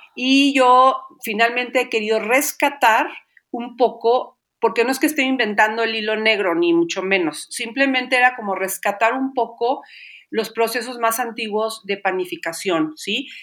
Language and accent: Spanish; Xalapa, Veracruz, Mexico; soy de Jalapa, Veracruz